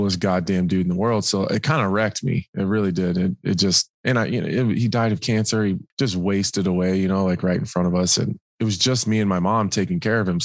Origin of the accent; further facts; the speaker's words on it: Nebraska, United States; I'm from Nebraska